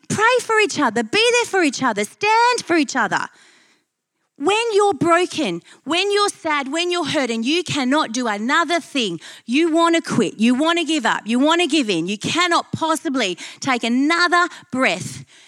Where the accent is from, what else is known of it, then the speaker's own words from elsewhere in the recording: Perth, Western Australia, Australia; I'm from Perth